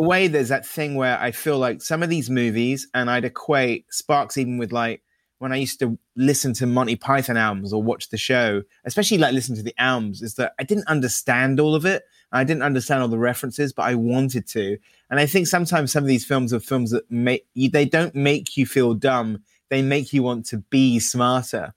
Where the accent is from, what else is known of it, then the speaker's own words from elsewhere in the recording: United Kingdom; as a Brit